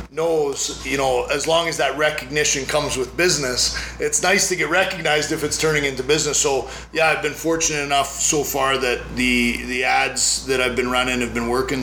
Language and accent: English; Canada; also born or lived in Las Vegas, United States; now in United States; where I grew up in Canada